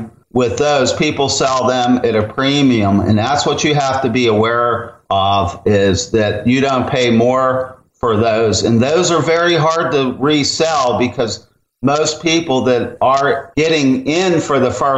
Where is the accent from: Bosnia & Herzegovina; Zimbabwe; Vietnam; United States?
United States; Pennsylvania; moved away; where I grew up in Pennsylvania